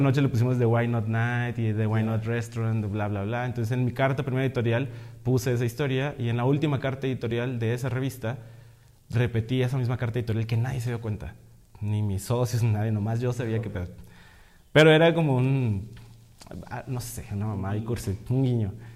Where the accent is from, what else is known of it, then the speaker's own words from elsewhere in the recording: Monterrey, Nuevo León, Mexico; Yo estudié artes visuales, soy de Monterrey